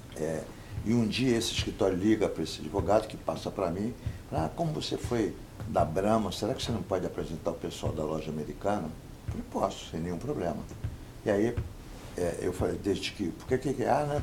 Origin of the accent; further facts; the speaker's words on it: Brazil; eu sou brasileiro